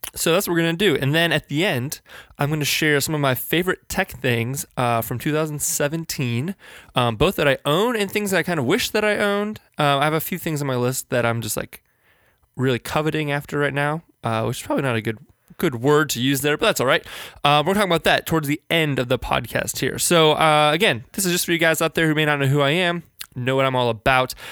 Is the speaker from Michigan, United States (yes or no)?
no; Northern Virginia, United States; now in Richmond, United States; I grew up in Northern Virginia, just outside of Washington, D C